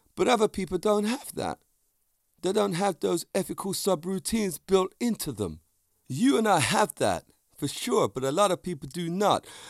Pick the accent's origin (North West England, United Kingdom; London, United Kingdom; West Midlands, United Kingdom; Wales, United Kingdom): London, United Kingdom; also born or lived in Vauxhall, London; Clapham's a place I grew up in. It's my hometown